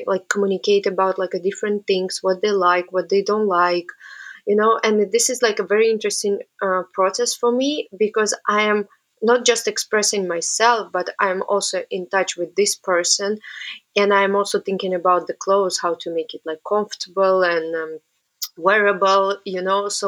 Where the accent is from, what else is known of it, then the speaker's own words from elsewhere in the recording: Samara, Samara Oblast, Russia; English is a second language; moved away as an adult; also born or lived in Antwerp, Belgium; now in New York, United States; I'm originally from Russia and my hometown called Samara. And I was born there. I was studying there